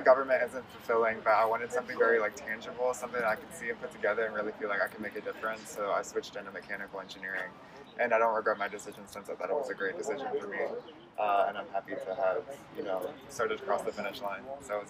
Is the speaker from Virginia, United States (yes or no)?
yes; Richmond, Virginia, United States; I'm from Richmond and I came to Mason for government.